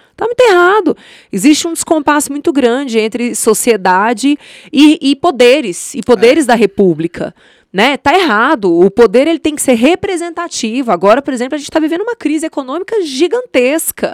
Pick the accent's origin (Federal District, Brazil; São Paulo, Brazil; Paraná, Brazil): Federal District, Brazil; Brasília; also born or lived in Patos de Minas, Minas Gerais; Sou mineira de Patos de Minas, minha família veio para cá, se instalou na Ceilândia, então eu passei minha infância na Ceilândia, eu passei minha adolescência no Areal